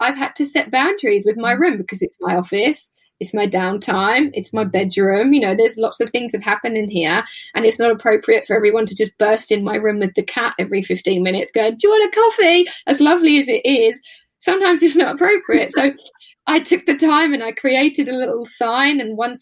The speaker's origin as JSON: {"language": "English", "country": "United Kingdom", "said": "especially as British people"}